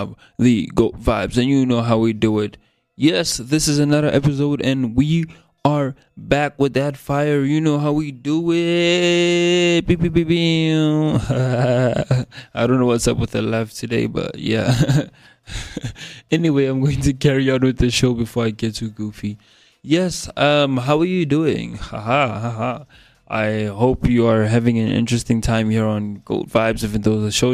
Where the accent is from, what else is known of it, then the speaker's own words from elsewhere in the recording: South Africa; accent: South African English; my normal accent, which is this one, the South African English accent